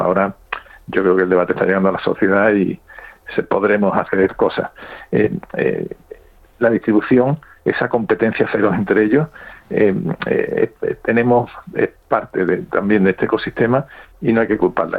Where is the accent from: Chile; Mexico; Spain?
Spain; para los franceses somos los españoles